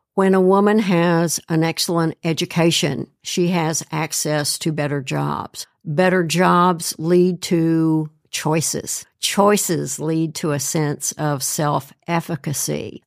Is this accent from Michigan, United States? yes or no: no; Kentucky, United States; moved away as an adult; also born or lived in Tennessee / Georgia; now in Cincinnati, United States; I grew up in Kentucky, went to the University of Tennessee